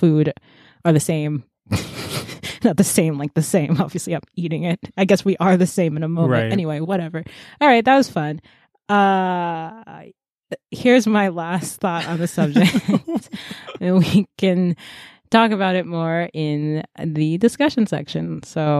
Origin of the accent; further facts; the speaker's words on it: United States; I am American. I'm very American.